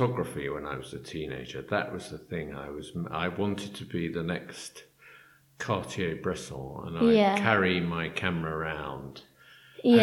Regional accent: London, United Kingdom; I grew up in London. Yeah. And I've lived in London all my life, really

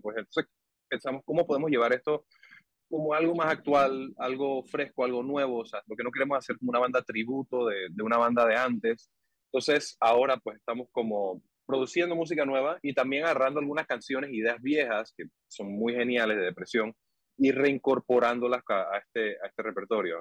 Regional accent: Panama; soy panameño

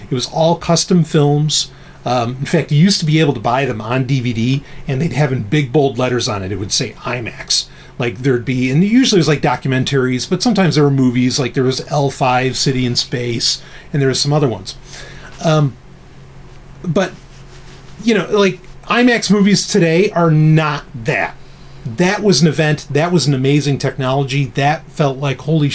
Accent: New York City, New York, United States; of course I grew up in New York

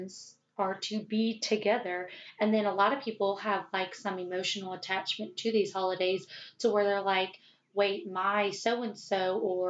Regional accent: the South, United States; accent: Southern twang; you can hear the Southern twang

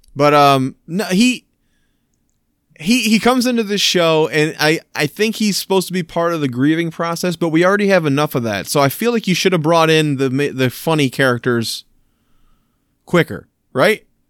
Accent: Michigan, United States; Michigan, my, my home state here

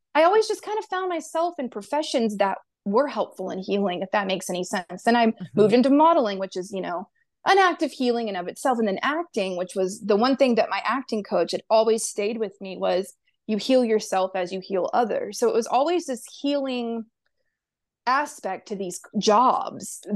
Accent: Pensacola, Florida, United States; I'm from Floribama. Pensacola, yeah, Pensacola, Florida, which is on the tip of the panhandle of Florida

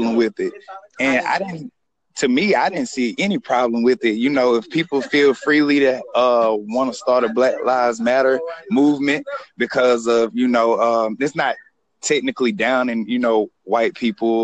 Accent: South Carolina, United States; I'm from South Carolina

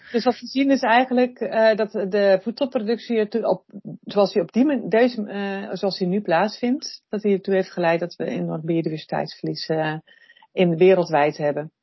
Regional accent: Netherlands; we als Nederlanders

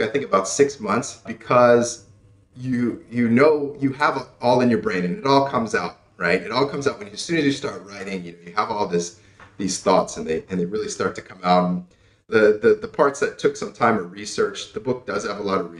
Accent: United States; moved away as an adult; now in Cambodia; I was born and raised in the United States.

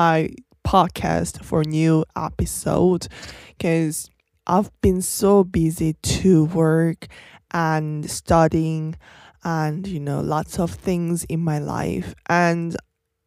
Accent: South Korea; from South Korea

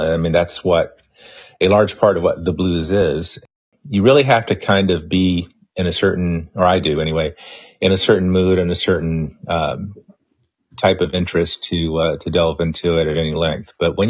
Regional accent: Pensacola, Florida, United States; also born or lived in Mobile, Alabama; I grew up in Pensacola. I worked in Mobile, Alabama for 10 years after college.

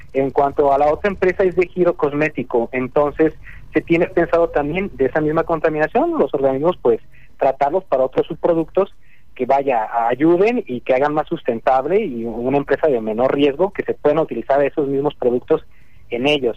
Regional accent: Mexico; aquí en mi, en mi país en México

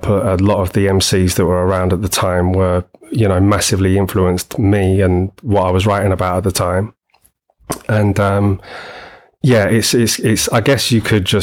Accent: London, United Kingdom; moved away as an adult; now in Oxfordshire, United Kingdom; I'm originally from London. Well, grew up in Greater London pretty much all my life.

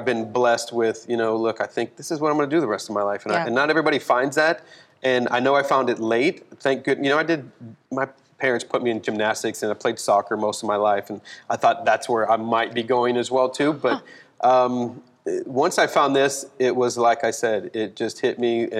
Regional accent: California, United States; born there; also born or lived in Fort Walton Beach, Florida / Destin, Florida; my dad was I was a military brat. We traveled a lot, but I was born in California. Then we moved to Fort Walton, Destin area, and dancing was not on the radar.

